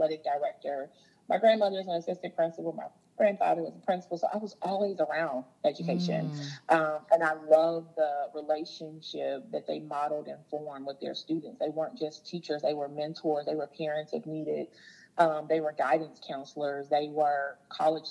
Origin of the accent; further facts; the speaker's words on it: Jackson, Mississippi, United States; I was born in Jackson, Mississippi